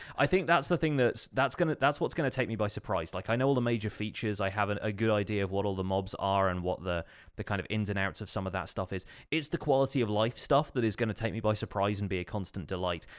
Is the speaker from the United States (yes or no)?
no; United Kingdom; being British